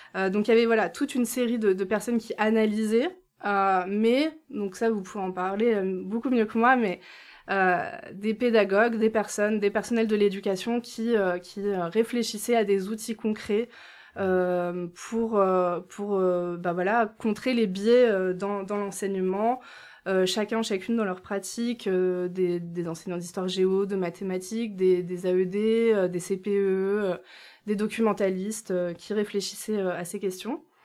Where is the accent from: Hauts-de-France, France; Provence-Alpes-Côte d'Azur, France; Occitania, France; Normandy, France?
Hauts-de-France, France; Lille; moved away; j'ai grandi euh, à Lille